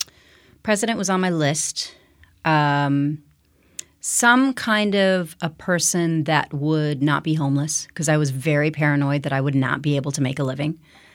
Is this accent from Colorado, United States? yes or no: yes; Denver, Colorado, United States; born there; Where am I from? I am technically from Denver, Colorado. You probably did not know that.